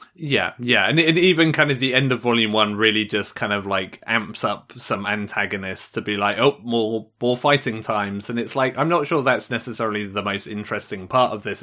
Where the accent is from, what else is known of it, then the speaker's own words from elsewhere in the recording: United Kingdom; as a Brit